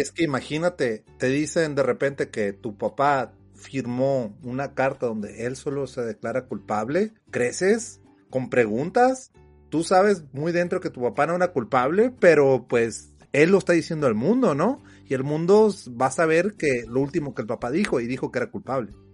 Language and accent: Spanish; Mexico; nosotros como mexicanos